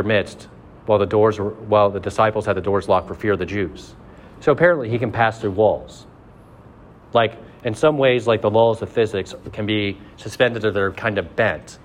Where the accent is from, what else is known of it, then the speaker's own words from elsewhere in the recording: Mercer County, Ohio, United States; I'm from Mercer County.